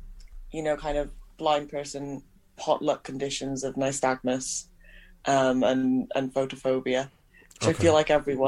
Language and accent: English; Pontypool, Wales, United Kingdom; now in Indiana, United States; I'm from Pontypool in Wales.